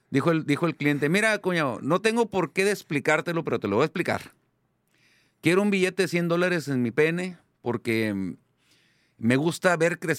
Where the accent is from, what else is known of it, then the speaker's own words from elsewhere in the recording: Ensenada, Baja California, Mexico; hola, mucho gusto, soy de Ensenada.